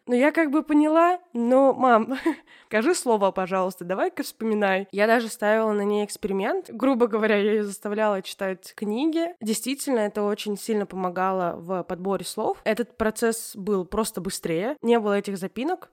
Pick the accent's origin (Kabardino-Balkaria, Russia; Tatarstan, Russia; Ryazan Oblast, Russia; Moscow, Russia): Tatarstan, Russia; accent: Tatar; я из Татарстана, но при этом я не знаю татарский язык